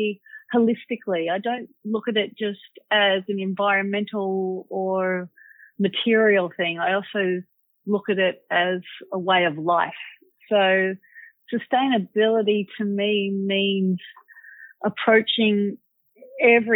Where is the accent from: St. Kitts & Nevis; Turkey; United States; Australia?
Australia; Manly, New South Wales; growing up in Manly as a kid